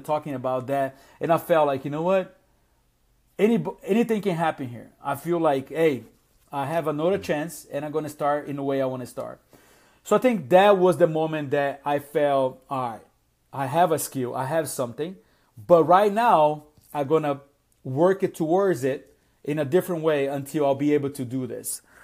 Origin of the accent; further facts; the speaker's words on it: Brazil; English is a second language; also born or lived in South Florida; now in Atlanta, United States; I came from an immigrant background. I, I am from Brazil originally